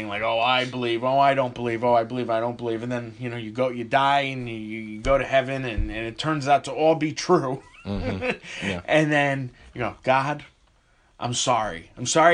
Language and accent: English; Connecticut, United States; moved away as an adult; now in New York City, United States; I've lived here 17 years. I grew up in Connecticut